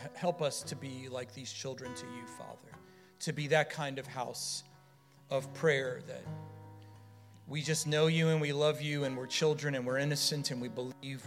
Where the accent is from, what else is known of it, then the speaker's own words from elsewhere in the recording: Florida, United States; we're from Florida